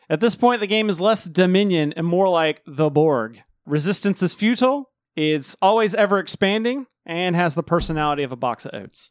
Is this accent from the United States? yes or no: yes; the South, United States; I was born and raised in the South